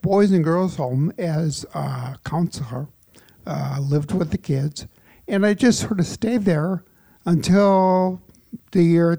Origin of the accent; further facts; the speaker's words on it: Chicago, Illinois, United States; I was born and raised in Chicago, sort of in, you know, in sort of a strange neighborhood right on the border of Chicago and Oak Park.